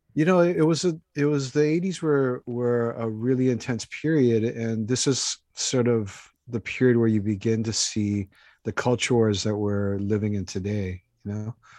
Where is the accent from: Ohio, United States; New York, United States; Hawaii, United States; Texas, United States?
Hawaii, United States; Honolulu; I grew up in Honolulu in, in the eastern suburbs, and, uh, of Honolulu